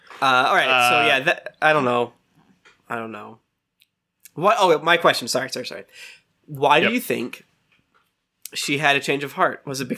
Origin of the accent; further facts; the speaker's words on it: New York, United States; I'm a New Yorker